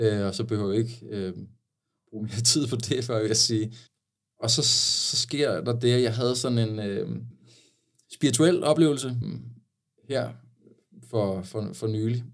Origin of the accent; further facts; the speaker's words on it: Sakskøbing, Zealand, Denmark; fra Saxkøbing, hvor jeg voksede op.